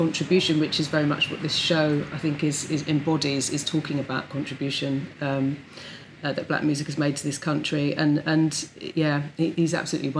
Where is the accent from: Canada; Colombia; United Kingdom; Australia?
United Kingdom; London; I'm from Brixton